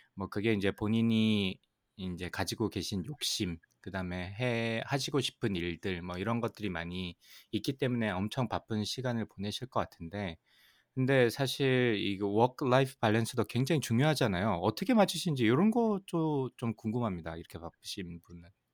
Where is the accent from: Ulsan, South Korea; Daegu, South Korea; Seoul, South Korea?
Ulsan, South Korea; 울산 출신.